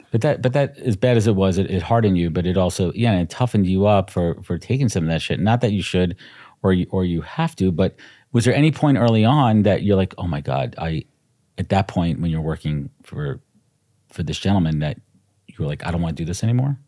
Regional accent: New York City, New York, United States; also born or lived in Long Island, New York; I was born in Brooklyn, but we both grew up in Brooklyn. I moved to Long Island when I was twelve.

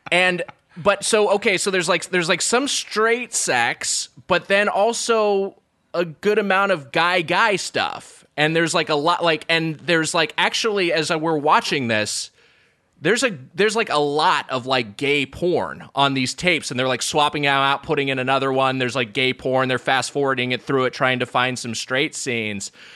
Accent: Lakewood, California, United States; my hometown, Lakewood, California

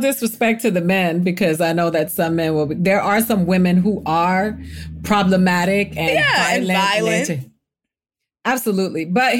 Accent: Miami, Florida, United States; I come from I grew up in Miami

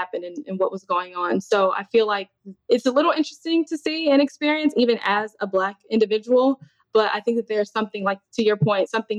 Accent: Chicago, Illinois, United States; moved away as an adult; now in Texas, United States; I'm from Chicago, but relocated to Texas.

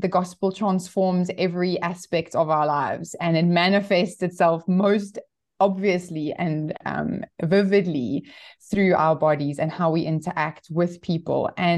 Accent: Johannesburg, Gauteng, South Africa; I'm actually from Johannesburg. I was born and raised here. And my husband and I spent some time overseas, but we've been back in South Africa for the last 10 years.

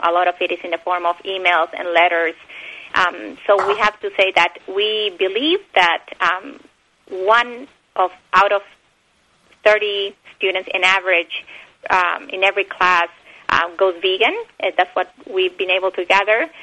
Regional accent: Bolivia; English is a second language; also born or lived in Argentina / Texas, United States; now in United States; I was born in Bolivia, but I lived um, my childhood years in Bolivia and Argentina.

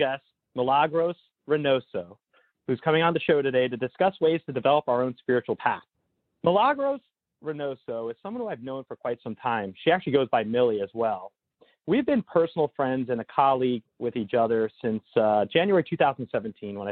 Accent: Northern New Jersey, United States; born or raised there

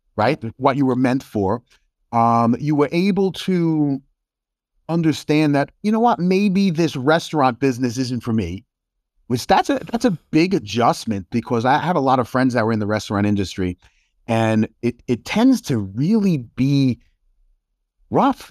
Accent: New York, United States; moved away as an adult; also born or lived in Chicago suburbs, Illinois; I'm from New York

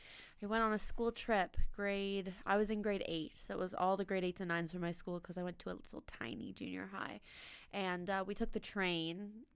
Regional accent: Lunenburg, Nova Scotia, Canada; So the MLA, who's running Conservative Party, well, Progressive Conservative Party, in my hometown in Lunenburg area, she's so great.

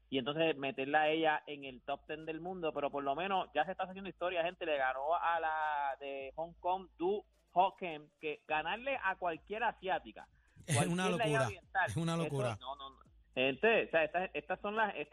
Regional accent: Bayamón, Puerto Rico; Yo ahora mismo estoy por acá por San Juan y yo, vengo de Bayamón, estoy en San Juan y en verdad que esto, esto es en toda la isla.

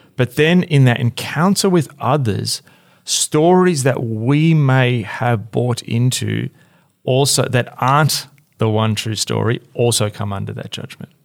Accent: Australia; as an Australian

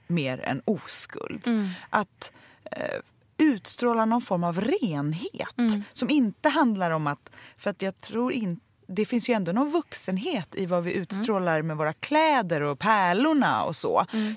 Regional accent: Sweden; vi svenskar

